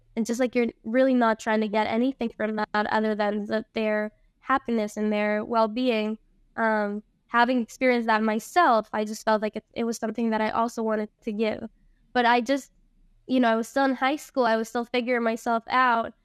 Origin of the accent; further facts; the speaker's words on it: Costa Rica; also born or lived in Venezuela; I was born in Venezuela. Um, and I moved to Costa Rica when I was five with my family